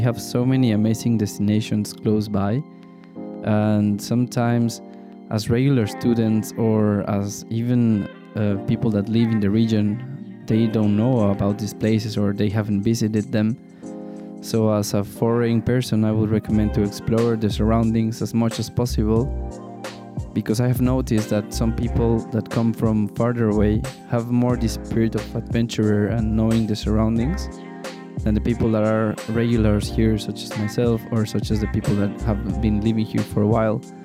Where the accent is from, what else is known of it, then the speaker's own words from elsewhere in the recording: Mexico City, Mexico; moved away as an adult; now in Liechtenstein; I am from Mexico City and I'm 27 years old